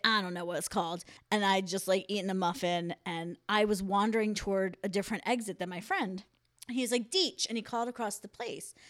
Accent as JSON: {"language": "English", "town": "Philadelphia", "region": "Pennsylvania", "country": "United States", "said": "I'm from Philly"}